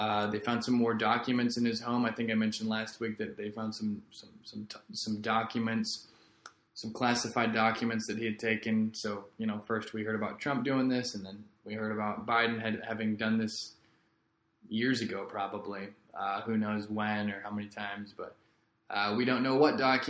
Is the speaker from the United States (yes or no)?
yes; Rockwood School District, Missouri, United States; now in Florida, United States; my hometown, Rockwood School District in Missouri